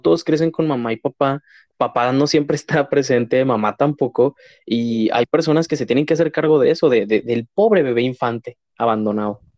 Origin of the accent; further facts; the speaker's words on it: Mexico; como mexicanos